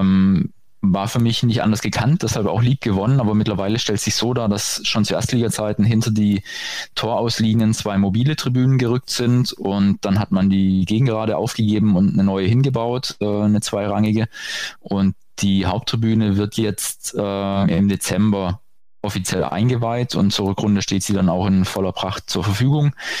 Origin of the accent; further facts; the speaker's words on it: Baden-Württemberg, Germany; moved away as an adult; also born or lived in Darmstadt; now in Bergstraße, Germany; ich stamme aus Baden-Württemberg